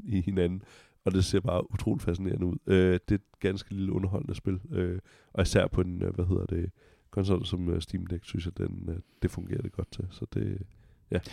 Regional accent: Denmark

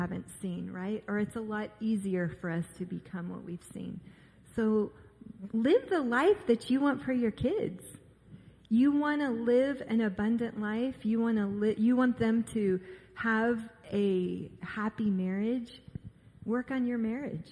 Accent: Orange County, California, United States; I grew up in Orange County

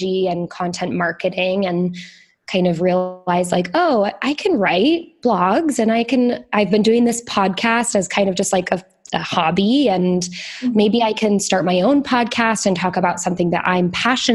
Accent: Iowa, United States; moved away as an adult; also born or lived in Chicago / Northern Italy / Southern Italy; I'm from Iowa. I moved out to Chicago, to the big city

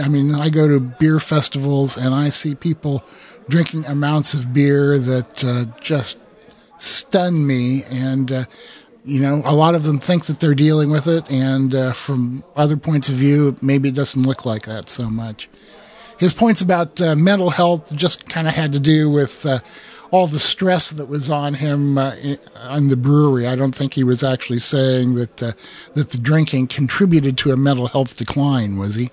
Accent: Iowa, United States; I'm from Iowa, where uh, I, we can't pronounce anything.

